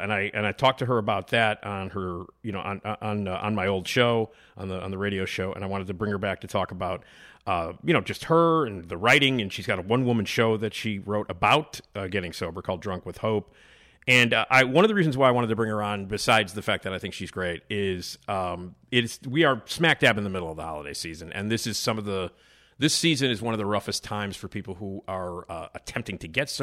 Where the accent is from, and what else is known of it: Chicago, Illinois, United States; born or raised there